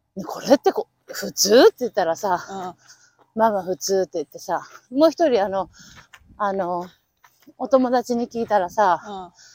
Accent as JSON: {"language": "Japanese", "region": "Aichi", "country": "Japan", "tie": "born or raised there", "moved": "yes", "lives_now": "Arizona, United States", "said": "私も愛知 出身です"}